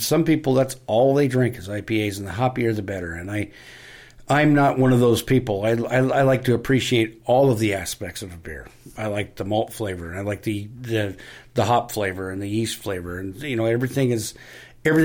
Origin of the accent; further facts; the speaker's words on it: Pierce, Idaho, United States; moved away as an adult; also born or lived in Seattle, Washington / Enumclaw, Washington; Growing up in Pierce, Idaho